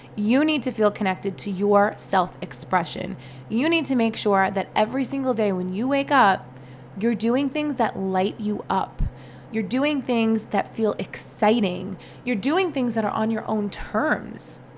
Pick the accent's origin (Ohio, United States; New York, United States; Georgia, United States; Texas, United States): New York, United States; New York City; also born or lived in East Village, New York City; I grew up in Brooklyn